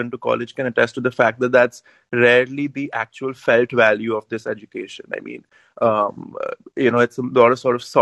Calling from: India; I'm calling in from India, actually.

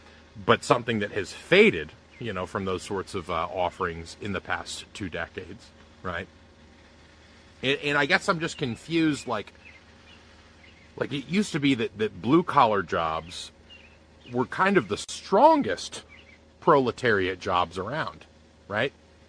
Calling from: Tennessee, United States

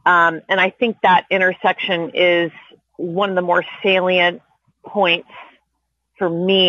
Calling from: Los Angeles, California, United States; I'm calling in from Tongva Land in so-called Los Angeles

